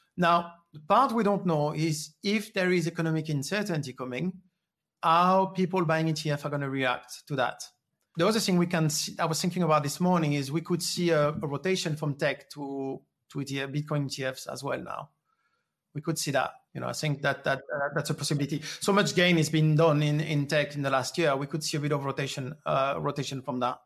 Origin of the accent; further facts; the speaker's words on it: France; moved away; I grew up in France, um, I I was going to school twenty miles away from a nuclear plant